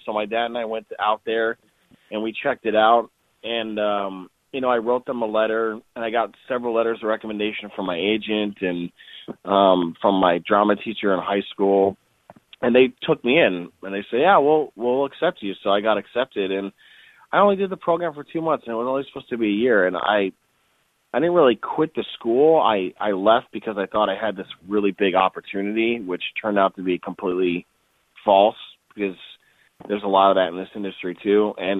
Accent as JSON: {"language": "English", "region": "Wisconsin", "country": "United States", "said": "I was originally from Wisconsin, and my family came from a cheese-making family."}